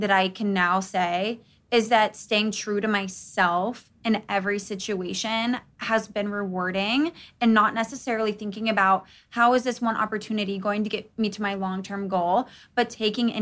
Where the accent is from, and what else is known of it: Charleston, South Carolina, United States; born or raised there